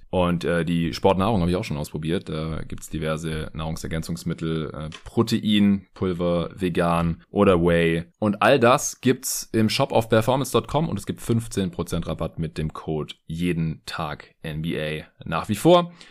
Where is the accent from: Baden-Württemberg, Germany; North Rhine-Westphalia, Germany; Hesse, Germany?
Baden-Württemberg, Germany; Stuttgart; was ich gebraucht habe in Stuttgart, in meiner alten Heimat.